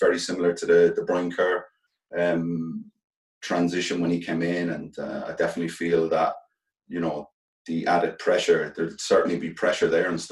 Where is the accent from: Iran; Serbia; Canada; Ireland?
Ireland; being Irish players, we just love playing for Ireland